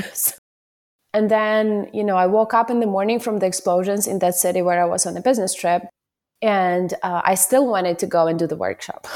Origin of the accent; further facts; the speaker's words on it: Ukraine; moved away as an adult; I'm from Ukraine.